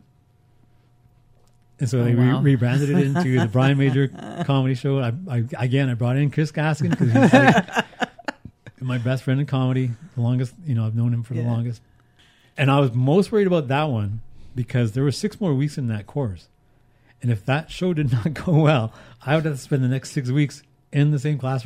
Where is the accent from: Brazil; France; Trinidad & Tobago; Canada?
Canada; Haida Gwaii, British Columbia; moved away; also born or lived in Houston, British Columbia / Vancouver; I'm from Haida Gwaii.